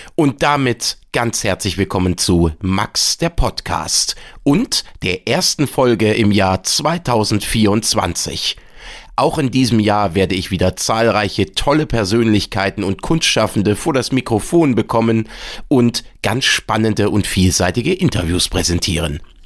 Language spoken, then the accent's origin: German; Bremen, Germany; das freut mich natürlich als Bremer